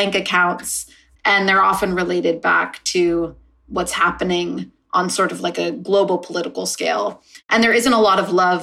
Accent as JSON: {"language": "English", "country": "United States", "tie": "born or raised there", "lives_now": "Los Angeles, United States", "said": "growing up in the States"}